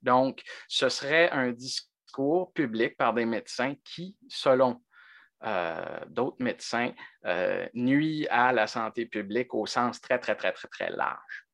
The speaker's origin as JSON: {"language": "French", "region": "Quebec", "country": "Canada", "said": "on est québécois"}